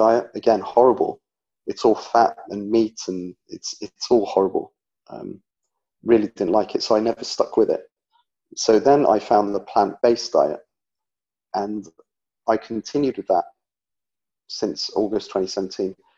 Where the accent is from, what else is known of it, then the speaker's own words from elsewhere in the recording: England, United Kingdom; I'm from England, and I live in England. Currently in the Midlands, in the middle of England.